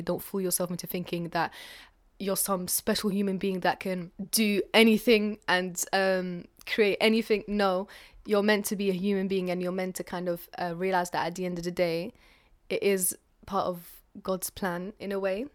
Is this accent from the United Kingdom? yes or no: yes; London, United Kingdom; also born or lived in Algeria; I'm from North London. Originally, I was born in Algeria, but I've spent the rest of my life in London, so I identify more with that side of me.